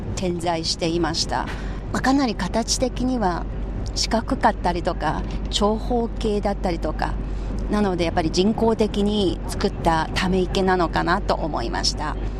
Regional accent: Anhui, China; Japanese is a second language; moved away; 私のふるさとの安徽省の村

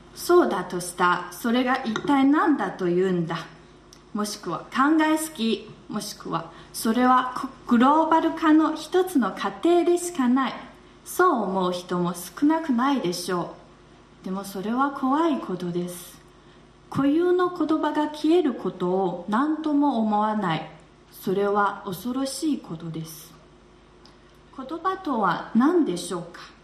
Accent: Wuhan, Hubei, China; Japanese is a second language; moved away as an adult; now in Beijing, China; 私のふるさと武漢の方言はスピードも速く

